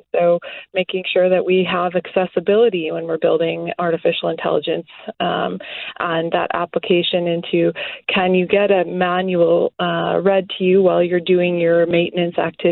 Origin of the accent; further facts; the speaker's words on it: Morden, Manitoba, Canada; moved away as an adult; now in Minneapolis, United States; We grew up on a small farm south of Morden, Manitoba